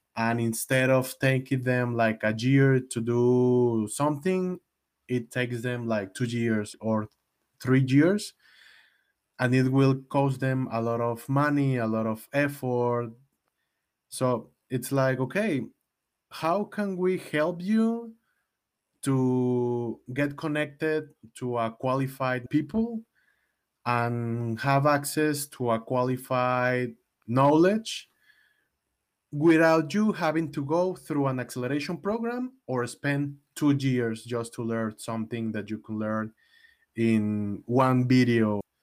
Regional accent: Mexico; I'm from Mexico

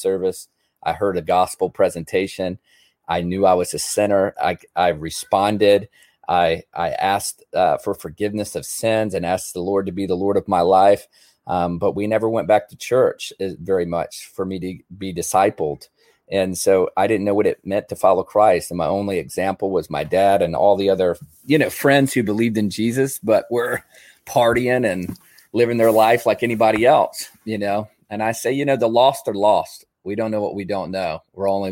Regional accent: Newport News, Virginia, United States; now in Mechanicsburg, United States; I grew up in Newport News, Virginia

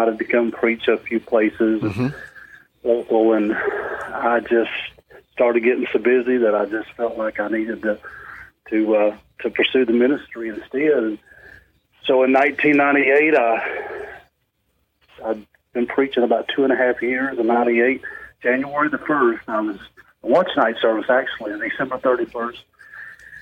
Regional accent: Honaker, Virginia, United States; I was born in Honaker, Virginia. It was down in the southwest part of the state of Virginia.

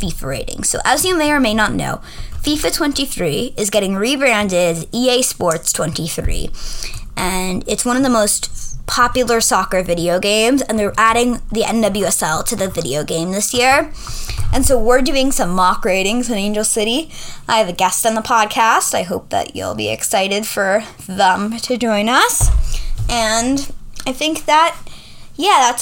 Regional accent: New York, United States; I am from New York

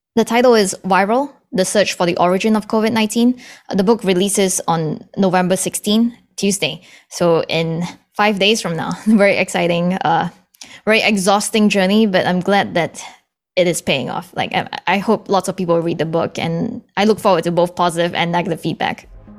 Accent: Singapore; also born or lived in Canada; now in Boston, United States; I was born in Canada, but I grew up in Singapore. And then I moved back to Canada. And now I, I'm based in Boston

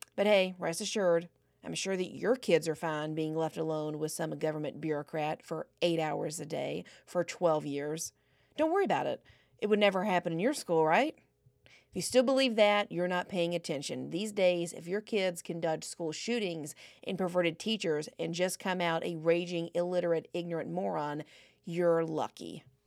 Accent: United States; we're American

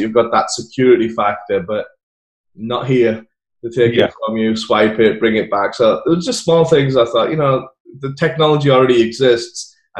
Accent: England, United Kingdom; now in United States; I moved here from England.

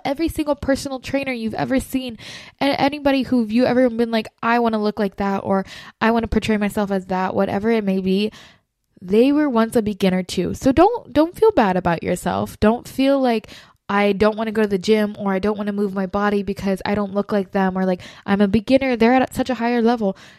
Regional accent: Florida, United States; moved away; I'm originally from Florida

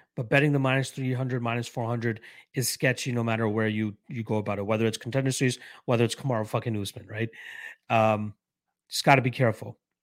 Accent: Canada; I'm a Canadian myself

